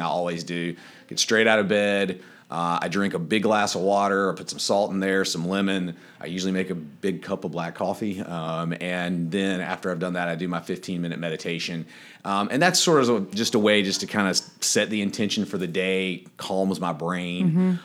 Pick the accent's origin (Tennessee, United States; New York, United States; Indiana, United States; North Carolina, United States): North Carolina, United States; Wilmington; moved away as an adult; now in Charleston, United States; I grew up in Wilmington, North Carolina